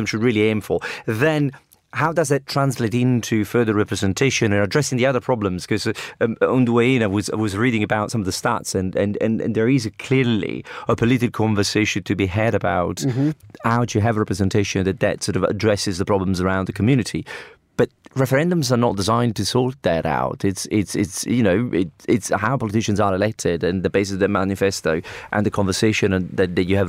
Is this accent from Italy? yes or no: yes; Naples, Campania, Italy; I'm from Naples